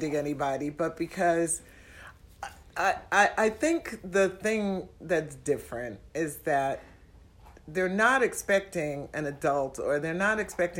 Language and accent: English; New York City, New York, United States; now in Twin Cities, United States; I'm from Manhattan, New York City